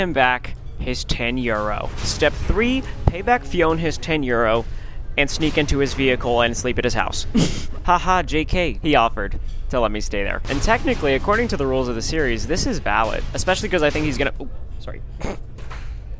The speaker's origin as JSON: {"language": "English", "region": "Texas", "country": "United States", "said": "I'm from Texas"}